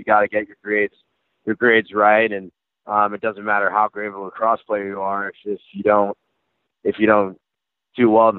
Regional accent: Northeast, United States; I'm from the Northeast. Like everything I did was like the Northeast coast, you know

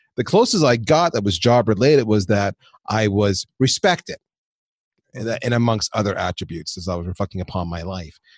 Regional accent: Canada; moved away as an adult; also born or lived in United States; I'm Canadian, so I took a job in the U S

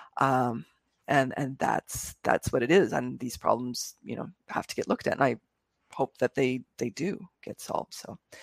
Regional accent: Canada; as a Canadian

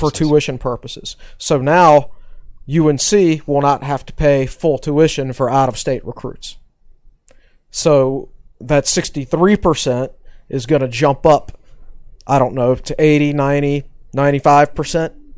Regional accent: Danville, Virginia, United States; moved away; I'm from Danville, Virginia originally

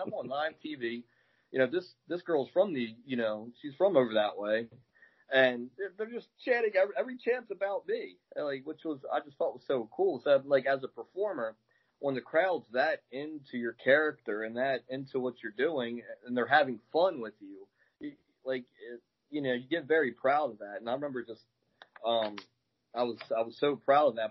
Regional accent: Baltimore, Maryland, United States; now in Glen Burnie, United States; I'm in uh, Glen Burnie right now. I'm from Baltimore

